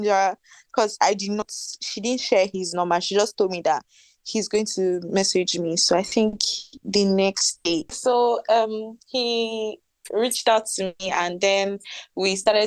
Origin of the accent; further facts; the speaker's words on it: Warri, Delta, Nigeria; I'm from Warri.